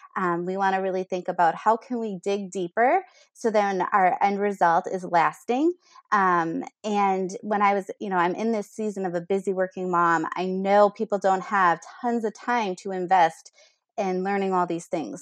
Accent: Minnesota, United States; I'm from Minnesota here, a homegrown girl.

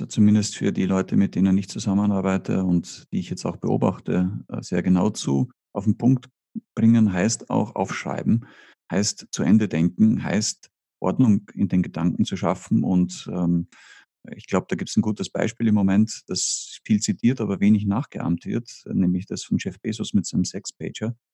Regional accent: Austria; accent: Austrian; Ich bin Österreicher. Äh, das hört

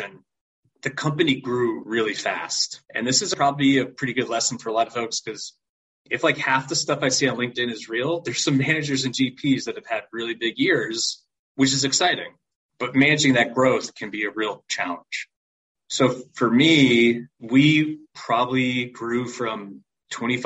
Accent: New York, United States; also born or lived in Connecticut; now in Nashville, United States; I am originally from New York.

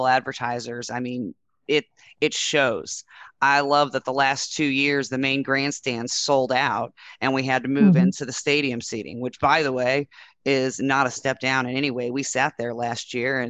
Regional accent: Speedway, Indiana, United States; I grew up in Speedway. And so the 500 was my hometown race

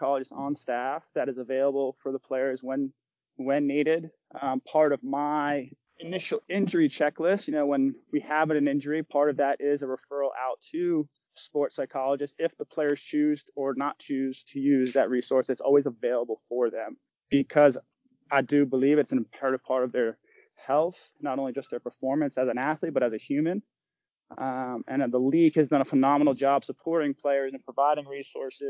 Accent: Rhode Island, United States; I'm from Rhode Island.

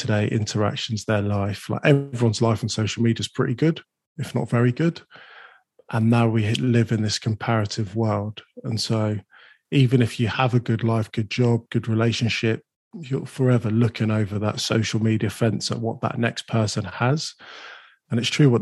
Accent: London, United Kingdom; I was born in Islington

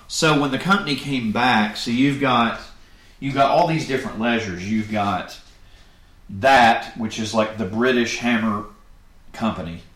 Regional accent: Florida, United States; growing up in Florida

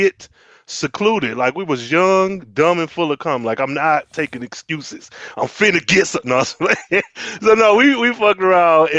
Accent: Michigan, United States; I'm from Michigan

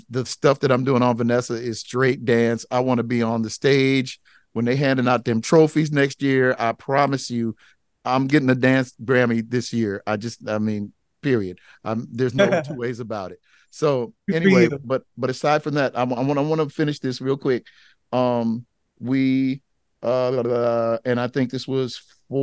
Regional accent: Los Angeles, California, United States; I grew up in South Central Los Angeles.

